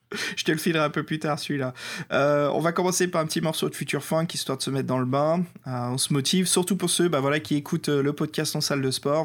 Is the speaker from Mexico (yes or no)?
no; France; accent: French; avec mon accent français